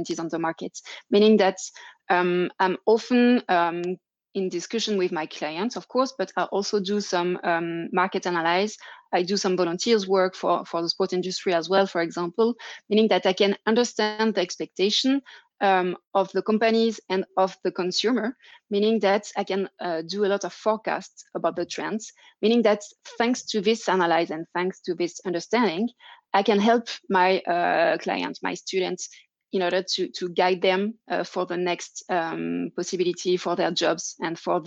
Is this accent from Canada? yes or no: no; France; accent: French; English is a second language; also born or lived in Germany / England; now in Geneva, Switzerland; my French accent